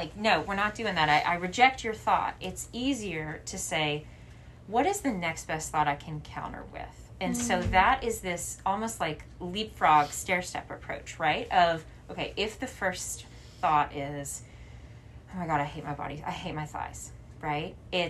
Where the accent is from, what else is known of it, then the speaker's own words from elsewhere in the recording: the South, United States; But particularly in the town that I grew up in the South, it was smaller